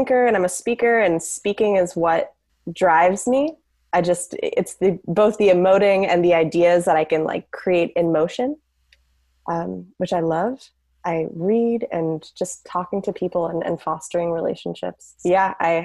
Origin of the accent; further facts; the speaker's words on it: San Francisco, California, United States; also born or lived in Manhattan, New York; I grew up in San Francisco